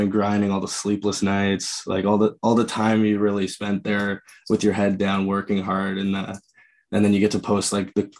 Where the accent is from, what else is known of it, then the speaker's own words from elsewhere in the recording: Oshawa, Ontario, Canada; just outside. So like Oshawa area